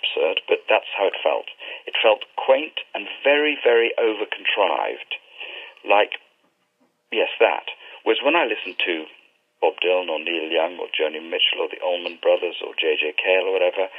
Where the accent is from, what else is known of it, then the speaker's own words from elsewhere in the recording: England, United Kingdom; as an English Jew, an attempt to sort of disidentify from being English or being British